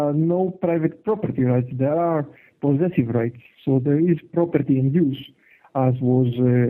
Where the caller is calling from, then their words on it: Germany; I'm calling from Germany.